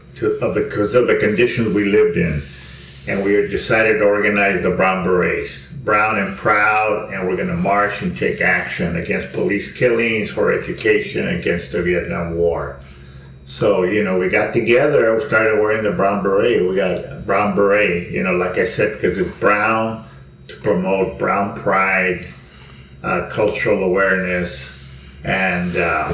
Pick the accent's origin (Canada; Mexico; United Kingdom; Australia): Mexico; now in Los Angeles, United States; because when I came from Mexico, I lived in South L.A., where it was Chicano Black, and the older whites are already moving out.